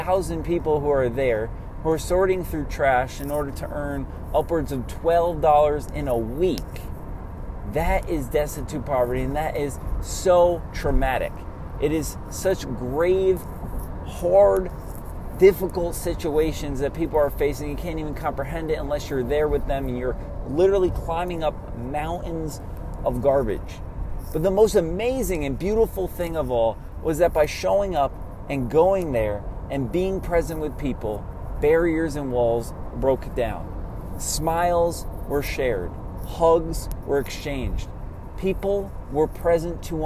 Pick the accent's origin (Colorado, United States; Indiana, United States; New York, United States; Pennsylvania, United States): New York, United States; Germantown; also born or lived in Albany, New York; growing up in Germantown, New York, and then shortly after college in Albany